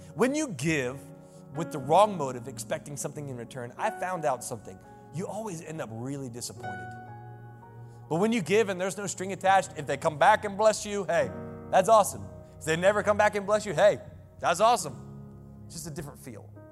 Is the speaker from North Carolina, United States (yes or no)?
yes; Selma, North Carolina, United States; I grew up in the cut, I grew up in Selma, North Carolina.